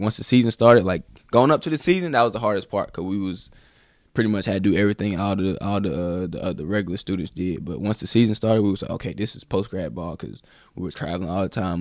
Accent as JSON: {"language": "English", "town": "High Point", "region": "North Carolina", "country": "United States", "tie": "born or raised there", "said": "I grew up in High Point, North Carolina."}